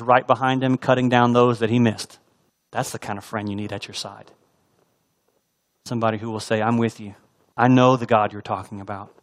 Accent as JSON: {"language": "English", "region": "Texas", "country": "United States", "tie": "born or raised there", "also_born_or_lived": "Alaska", "moved": "as an adult", "said": "I grew up in Texas"}